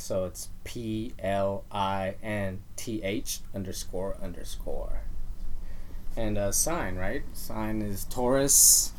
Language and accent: English; Berkeley, California, United States; also born or lived in San Salvador, El Salvador; I'm from San Salvador, and was raised in Berkeley. But also consider Guadalajara my third home.